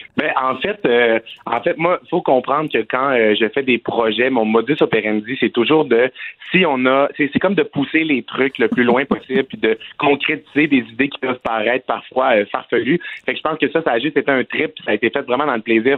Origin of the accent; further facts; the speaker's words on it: Quebec, Canada; je viens du Saguenay-Lac-Saint-Jean